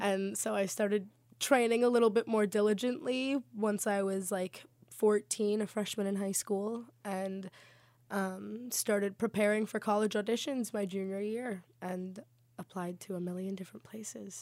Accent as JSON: {"language": "English", "region": "South Florida", "country": "United States", "moved": "as an adult", "said": "I am actually from South Florida"}